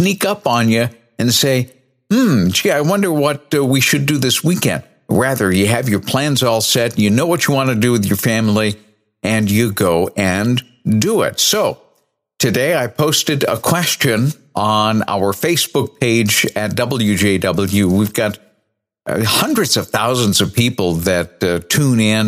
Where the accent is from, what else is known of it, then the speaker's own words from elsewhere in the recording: New Bedford, Massachusetts, United States; now in Cleveland, United States; New Bedford, Massachusetts. That's my hometown